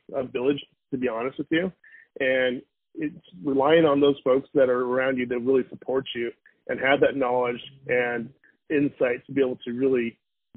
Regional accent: Valencia, California, United States; I grew up in Los Angeles, California, in a small town called Valencia at the time

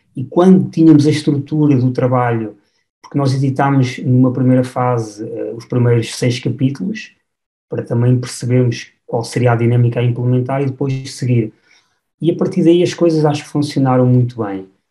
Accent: Batalha, Centro, Portugal; now in Mafra, Portugal; sou natural da, da Batalha e, e, hoje em dia resido aqui na zona, na zona de Mafra.

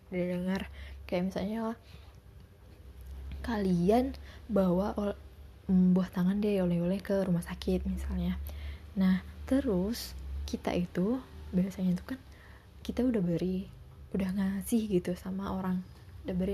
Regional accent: Pontianak, West Kalimantan, Indonesia; karena aku orang Pontianak enggak juga asli sih ya, tapi udah dari kecil di Pontianak

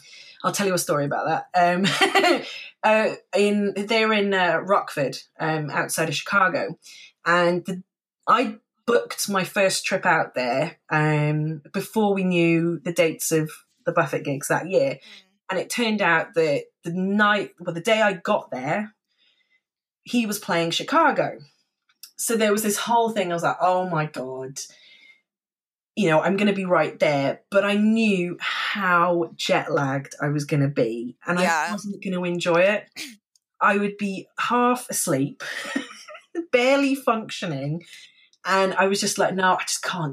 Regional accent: Cardiff, Wales, United Kingdom; I was from Cardiff

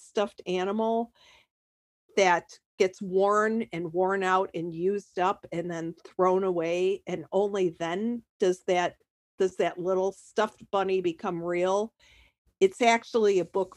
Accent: Chicago, Illinois, United States; moved away as an adult; now in Sarasota, United States; I'm from the Chicago area, spent most of my life there

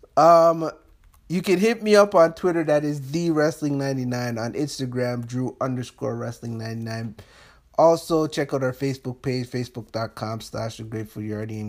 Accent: Canada; being a Canadian

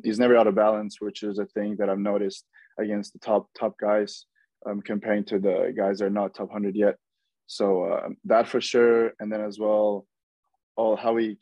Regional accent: Norway; moved away as an adult; now in Florida, United States; I'm from Norway

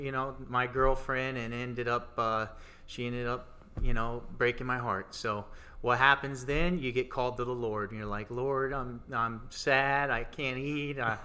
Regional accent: Tampa, Florida, United States; moved away; I'm from Tampa, Florida. I'm recently just moved

